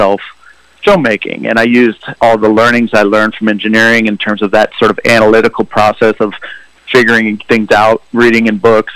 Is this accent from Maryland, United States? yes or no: no; Lincoln, Nebraska, United States; moved away as an adult; now in Chicago, United States; I grew up in Nebraska, Lincoln.